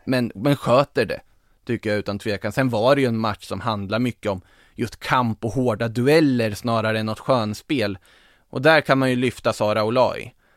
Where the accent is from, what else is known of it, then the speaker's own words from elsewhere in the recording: Norrköping, Östergötland, Sweden; som Norrköpingsbo som man är